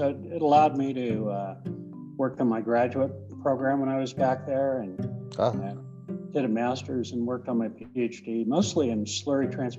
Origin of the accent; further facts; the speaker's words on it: Colorado, United States; I'm originally from Colorado, grew up on a farm.